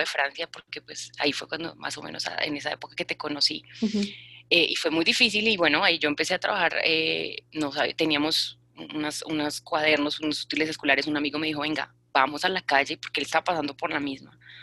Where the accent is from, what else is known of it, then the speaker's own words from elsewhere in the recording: Bogotá, Colombia; soy una mujer colombiana de Bogotá